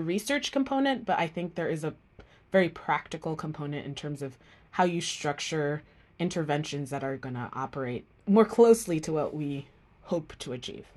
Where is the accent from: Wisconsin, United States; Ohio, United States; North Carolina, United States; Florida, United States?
Florida, United States; Miami; also born or lived in Jamaica; I grew up in Miami, Florida, after moving from Jamaica